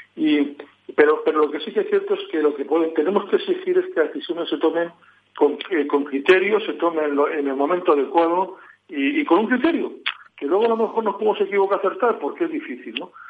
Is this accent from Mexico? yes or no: no; La Rioja, Spain